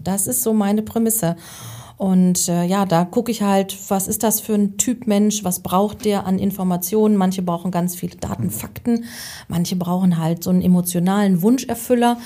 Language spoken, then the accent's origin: German; North Rhine-Westphalia, Germany; also born or lived in Münsterland; ich komme gebürtig aus Westfalen